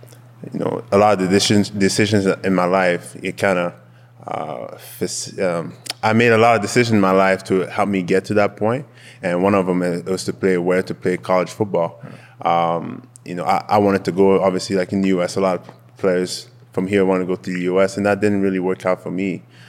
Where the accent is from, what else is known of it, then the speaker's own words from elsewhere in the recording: Montreal, Quebec, Canada; first language French; English is a second language; moved away as an adult; now in Calgary, Canada; I'm born and raised in Montreal.